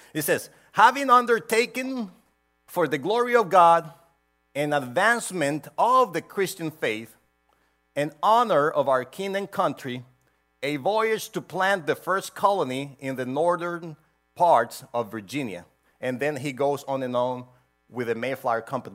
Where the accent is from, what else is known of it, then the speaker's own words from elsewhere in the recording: Honduras; now in United States; I was born in Honduras, and I had to have a visa to go everywhere